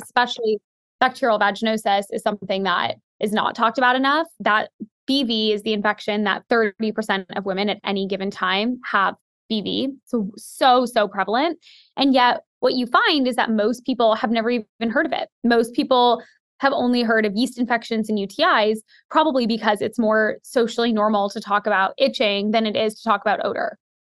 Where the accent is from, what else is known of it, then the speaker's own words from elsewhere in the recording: Seattle, Washington, United States; now in New York City, United States; I grew up in Seattle